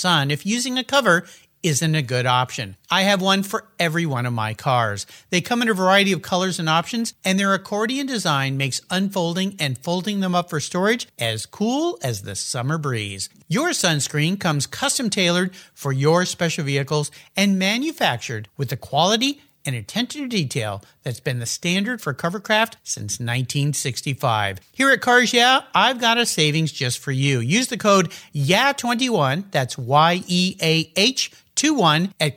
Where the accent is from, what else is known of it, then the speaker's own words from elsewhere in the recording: Southern California, United States; as a kid growing up in Southern California with long hair and surfing every day